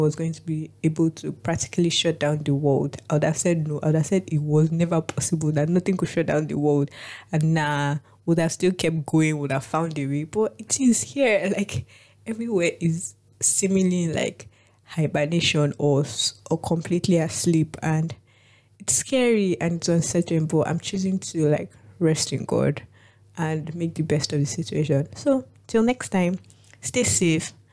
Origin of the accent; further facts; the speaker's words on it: Nigeria; I'm Nigerian